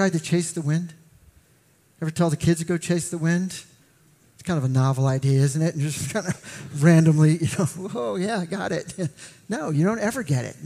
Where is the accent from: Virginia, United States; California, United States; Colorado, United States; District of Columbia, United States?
Virginia, United States; McLean; I grew up in McLean